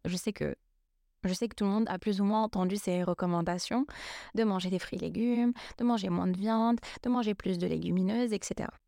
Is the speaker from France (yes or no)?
no; Lebanon; je suis libanaise